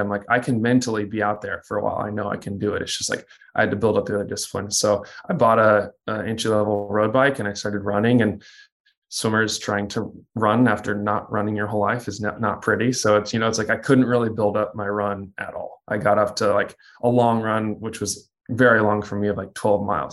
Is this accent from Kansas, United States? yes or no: yes; Kansas, United States; moved away; also born or lived in Texas; I grew up in Kansas